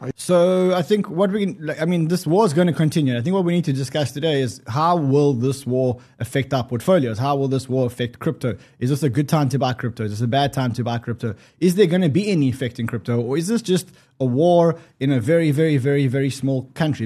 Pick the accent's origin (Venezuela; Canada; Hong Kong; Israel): Israel; I'm Israeli. I was born in Israel.